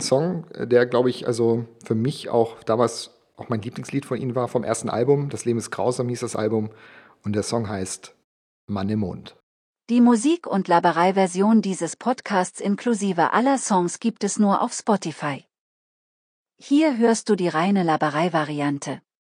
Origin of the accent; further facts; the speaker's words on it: Bielefeld, North Rhine-Westphalia, Germany; also born or lived in Gibraltar; ich bin 81 geboren auf Gibraltar. Ich bin mit meinen Eltern dann mit vier Jahren, also ich war vier, meine Eltern waren offensichtlich älter, nach Deutschland gezogen und bin dort in Westdeutschland in Bielefeld aufgewachsen.